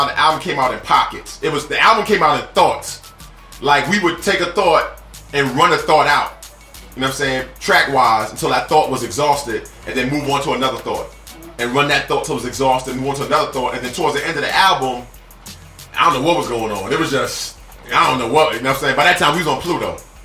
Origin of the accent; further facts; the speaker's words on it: New York, United States; As a New Yorker